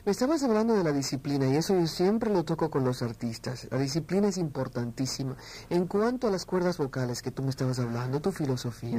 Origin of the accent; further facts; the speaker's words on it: Mexico City, Mexico; now in New York, United States; Parte de la Ciudad de México